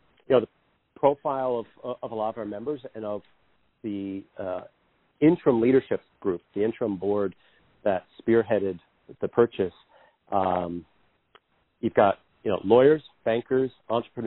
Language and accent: English; Greenfield, Massachusetts, United States; I grew up in Greenfield at the foot of the Mohawk Trail there, right down the road from Berkshire East